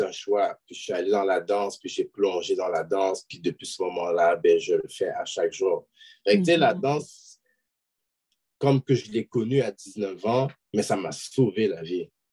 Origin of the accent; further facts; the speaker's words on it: Quebec, Canada; je suis québécois d'origine haïtienne